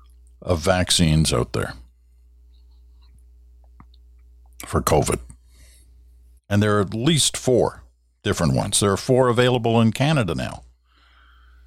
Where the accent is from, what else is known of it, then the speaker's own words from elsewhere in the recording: Kuala Lumpur, Malaysia; also born or lived in England; I was born in England, as I've told you before, and the early childhood was actually in what was then Malaya, now Malaysia, in KL, Kuala Lumpur.